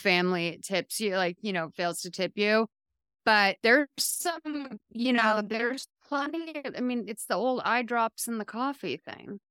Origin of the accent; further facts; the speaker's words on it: Massachusetts, United States; I'm from Massachusetts